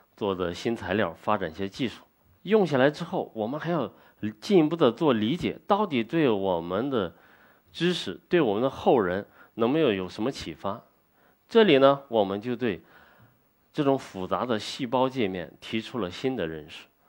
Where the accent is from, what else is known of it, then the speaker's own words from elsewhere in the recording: China; 做我们中国人。自己该做的事情，做我们中华文化的传承者